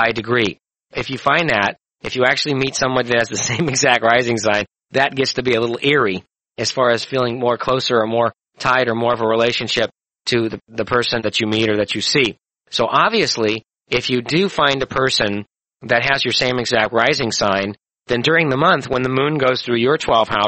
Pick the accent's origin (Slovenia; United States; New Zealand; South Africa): United States; St. Louis, Missouri; born in St. Louis, 11:21 in the morning on August 11, 1948